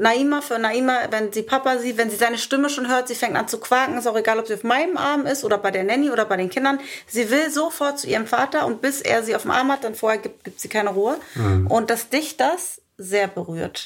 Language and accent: German; Germany; moved away as an adult; Nichtsdestotrotz ist Deutschland mein Heimatland